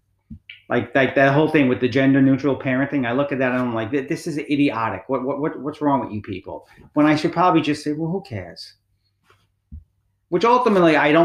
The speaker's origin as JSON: {"language": "English", "country": "United States", "said": "I'm American of Italian descent"}